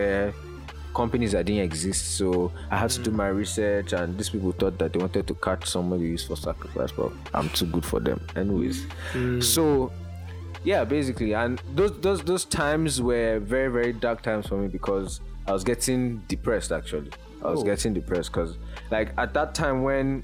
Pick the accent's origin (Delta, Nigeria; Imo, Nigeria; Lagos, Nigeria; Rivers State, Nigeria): Lagos, Nigeria; I grew up in Lagos.